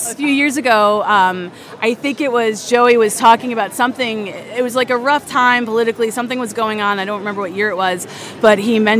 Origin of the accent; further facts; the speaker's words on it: Goshen, New York, United States; I'm from Goshen, New York.